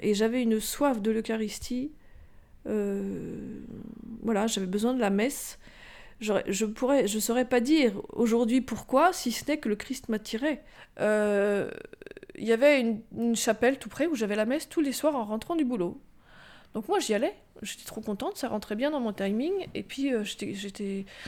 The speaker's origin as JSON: {"language": "French", "town": "Rambouillet", "region": "Île-de-France", "country": "France", "tie": "born or raised there", "said": "J'ai grandi à Rambouillet essentiellement"}